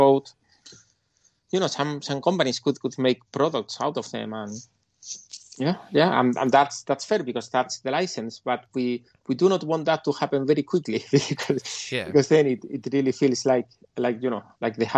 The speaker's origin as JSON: {"language": "English", "region": "Andalusia", "country": "Spain", "tie": "born or raised there", "also_born_or_lived": "Ireland", "moved": "as an adult", "said": "I grew up in Andalusia, in the south of Spain, where flamenco is very popular"}